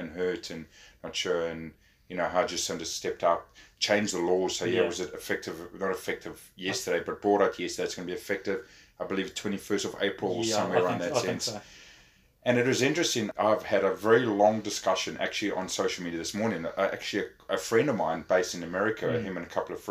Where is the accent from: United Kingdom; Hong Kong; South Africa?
South Africa; now in New Zealand; me growing up in South Africa